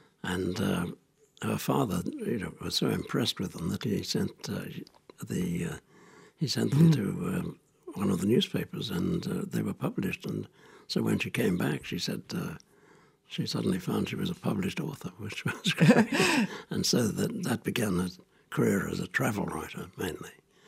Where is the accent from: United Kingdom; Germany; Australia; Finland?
Australia; also born or lived in Singapore; I was born in Singapore, where my father worked as a surveyor for the Singapore Corporation. And then during the war, my mother brought me to Australia. So I was in Australia during the Second World War.